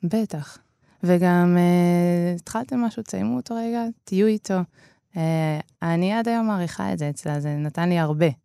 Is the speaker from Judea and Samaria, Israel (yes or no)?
no; Netanya, Central District, Israel; ההורים פתחו ביחד בית ספר, אה, שנקרא אבוסטן, אה, שהוא בנתניה